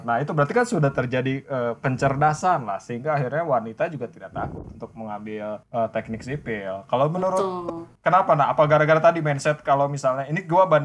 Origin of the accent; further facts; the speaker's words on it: Bandung, West Java, Indonesia; gue cukup menikmati uh, transportasi Jakarta sebagai orang Bandung ya